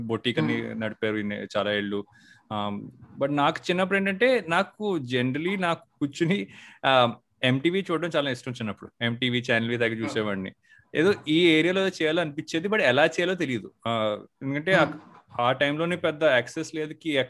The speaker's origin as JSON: {"language": "Telugu", "town": "Kakinada", "region": "Andhra Pradesh", "country": "India", "tie": "born or raised there", "said": "నేను మా ఫ్యామిలీ అంతా కాకినాడలో ఉండేవారు నేను కాకినాడలోనే పుట్టాను అక్కడ పెరిగాను"}